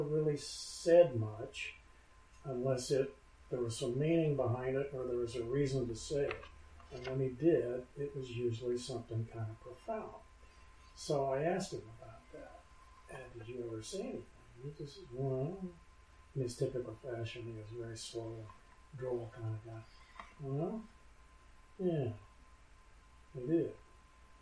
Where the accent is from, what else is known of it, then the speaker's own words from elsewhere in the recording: Inglewood, California, United States; I was born in Inglewood, California, which is a suburb of Los Angeles